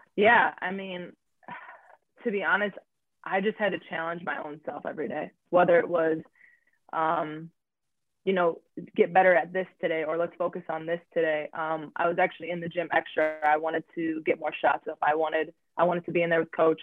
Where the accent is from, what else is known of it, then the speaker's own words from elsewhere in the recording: Wisconsin, United States; I'm from Wisconsin, so it's already cold